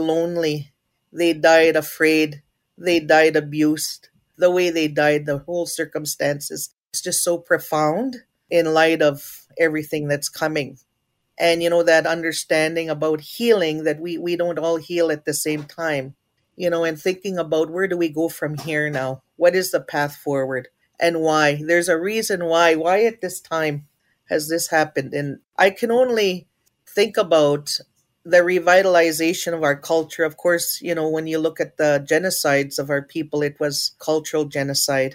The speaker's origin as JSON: {"language": "English", "area": "Treaty 4 territory", "region": "Saskatchewan", "country": "Canada"}